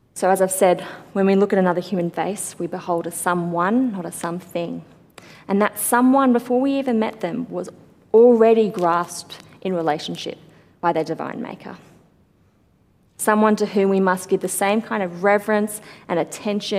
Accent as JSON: {"language": "English", "town": "Sydney", "region": "New South Wales", "country": "Australia", "tie": "born or raised there", "said": "growing up in the church that I grew up in Sydney"}